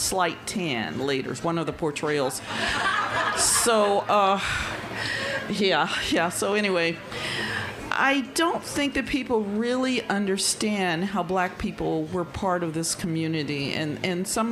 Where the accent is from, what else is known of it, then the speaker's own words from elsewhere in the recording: Tucson, Arizona, United States; also born or lived in Nevada / the American South; I'm not from the South either. I was raised here in Arizona and born in Nevada. Southern Arizona